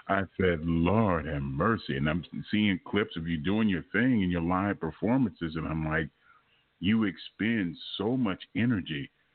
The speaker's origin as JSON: {"language": "English", "town": "Los Angeles", "region": "California", "country": "United States", "moved": "yes", "said": "I'm originally from Los Angeles"}